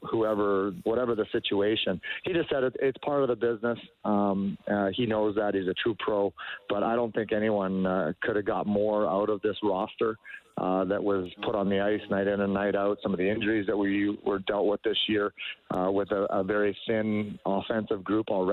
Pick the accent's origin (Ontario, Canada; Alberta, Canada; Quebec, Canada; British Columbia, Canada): Alberta, Canada; Edmonton; moved away; I grew up in Edmonton